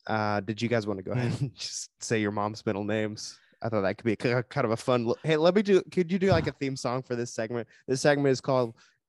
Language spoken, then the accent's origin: English; northern Georgia, United States; accent: Southern; moved away as an adult; now in California, United States; I'm from Georgia. The northern part.